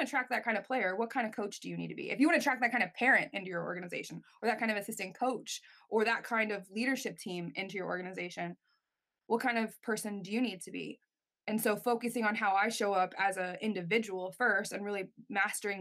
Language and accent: English; United States; I'm an American in Canada at the Olympic Training Institute.